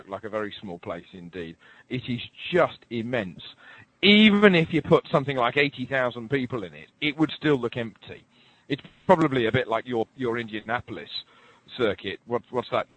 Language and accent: English; England, United Kingdom; being English.